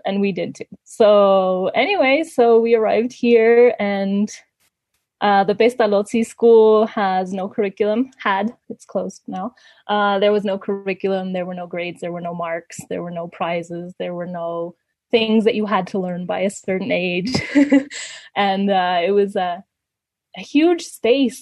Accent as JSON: {"language": "English", "country": "Ecuador", "tie": "born or raised there", "also_born_or_lived": "Canada", "moved": "as an adult", "said": "they actually moved to Ecuador and that's why I grew up in Ecuador."}